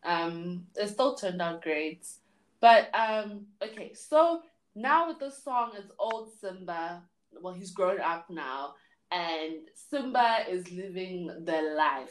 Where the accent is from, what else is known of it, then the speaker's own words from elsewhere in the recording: Johannesburg, Gauteng, South Africa; I'm from Johannesburg.